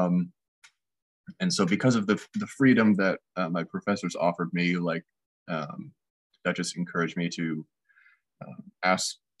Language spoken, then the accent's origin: English; north of Seattle, Washington, United States; now in Kansas City, United States; I grew up in Washington State, north of Seattle a little bit